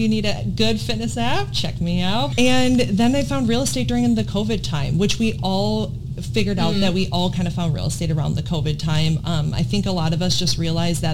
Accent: Wisconsin, United States; now in Virginia Beach, United States; I am from Wisconsin originally, near Chicago area, just right over the border. Grew up there my whole life

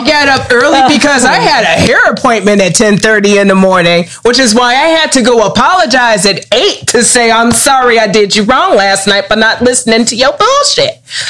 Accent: Maywood, United States; I was born and raised in Maywood.

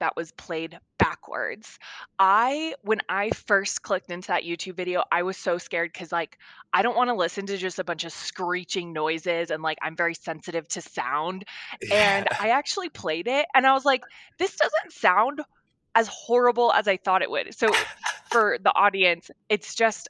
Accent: an hour outside of Reno, Nevada, United States; I currently live in Reno, Nevada, and I grew up an hour outside of Reno, Nevada.

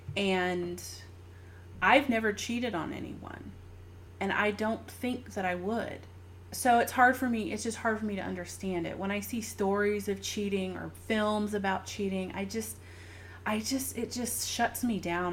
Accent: the South, United States; now in California, United States; I grew up in the South.

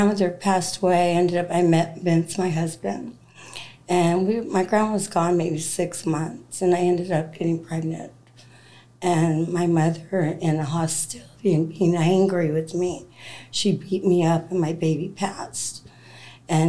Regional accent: Culver City, California, United States; I grew up in Culver City, California

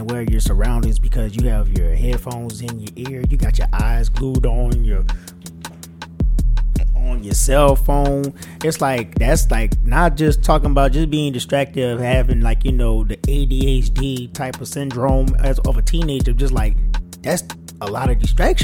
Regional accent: New Orleans, Louisiana, United States; I'm from New Orleans

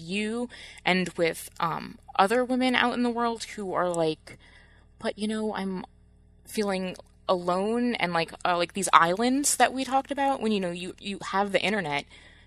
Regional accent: New Jersey, United States; moved away as an adult; now in Michigan, United States; growing up in New Jersey

